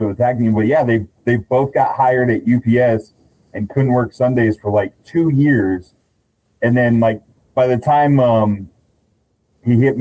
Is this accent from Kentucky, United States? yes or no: no; Central Texas, United States; I'm from Central Texas